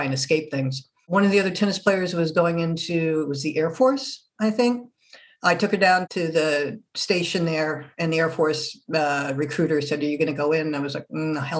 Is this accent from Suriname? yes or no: no; Germany; moved away; also born or lived in France; I'm originally not from this country, originally from Germany, born and raised. Well, actually, I was born in France